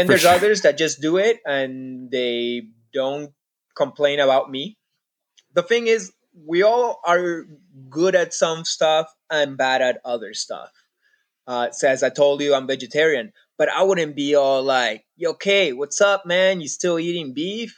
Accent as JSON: {"language": "English", "country": "Peru", "tie": "born or raised there", "also_born_or_lived": "Canada", "moved": "yes", "said": "I grew up in Peru. I consider myself Peruvian."}